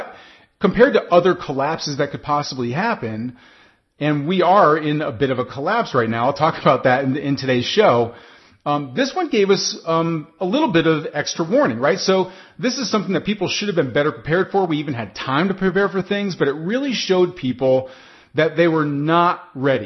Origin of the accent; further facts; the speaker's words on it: United States; I'm speaking right now as an American